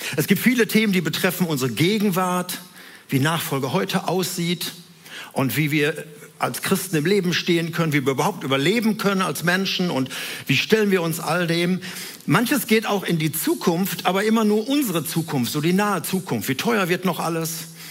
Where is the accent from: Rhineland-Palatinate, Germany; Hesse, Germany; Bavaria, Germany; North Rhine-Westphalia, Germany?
North Rhine-Westphalia, Germany; Herne; wohnten in Wanne-Eickel, in so einem Reihenhaus, in einer Wohnung da drin